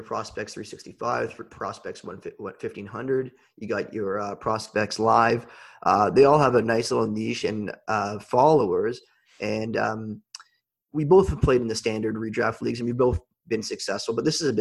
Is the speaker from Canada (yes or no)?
yes; Canada; I'm Canadian